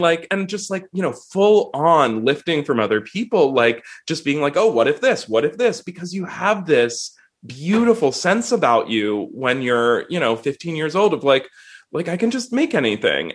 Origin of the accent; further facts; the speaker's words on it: Swarthmore, Pennsylvania, United States; I grew up near Swarthmore College, so I took like collegiate classes at the college when I was in high school